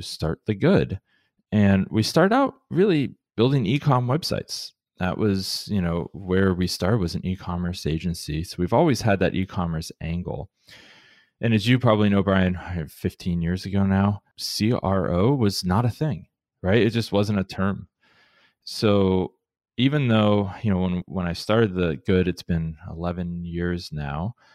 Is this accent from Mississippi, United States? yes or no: no; Columbus, Ohio, United States; moved away as an adult; also born or lived in Cleveland, Ohio; now in Portland, United States; when I grew up in Columbus, so I'm, I'm an Ohio boy through and through